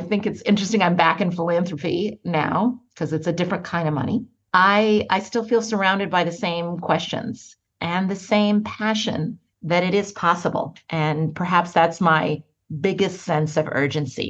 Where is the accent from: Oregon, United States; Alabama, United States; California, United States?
Oregon, United States; Portland; moved away as an adult; also born or lived in Ghana / East Coast, United States; I was born in Portland, Oregon. I spent a few years in Ghana as a child in my father's country. Came back to Oregon, which is where I was until I left for college